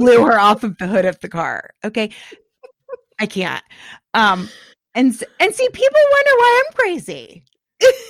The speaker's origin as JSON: {"language": "English", "region": "Florida", "country": "United States", "tie": "born or raised there", "said": "I grew up in Florida"}